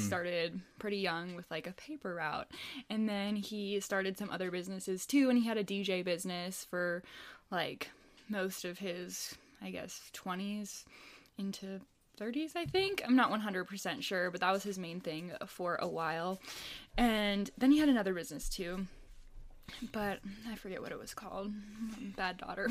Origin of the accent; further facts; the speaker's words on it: suburb outside of Minneapolis, Minnesota, United States; I grew up, born and raised in Minnesota, a little suburb outside of Minneapolis.